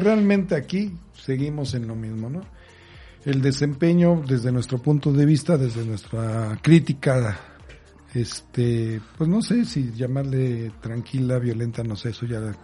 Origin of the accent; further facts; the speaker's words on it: Mexico; como buen mexicano